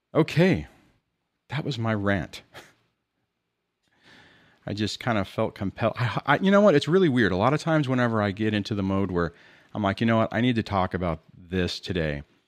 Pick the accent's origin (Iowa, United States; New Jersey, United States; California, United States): California, United States; Southern; I'm from California in Southern California